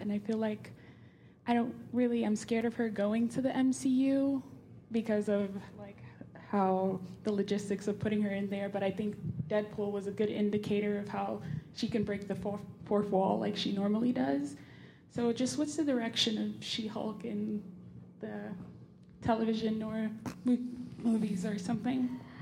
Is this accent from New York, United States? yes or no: yes; New York, United States; I'm from the Bronx.